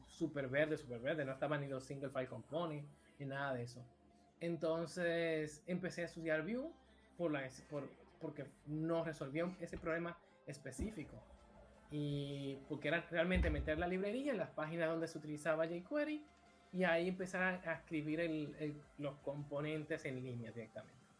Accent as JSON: {"language": "Spanish", "country": "Dominican Republic", "moved": "as an adult", "lives_now": "Barcelona, Spain", "said": "Soy de República Dominicana, específicamente de Villamella"}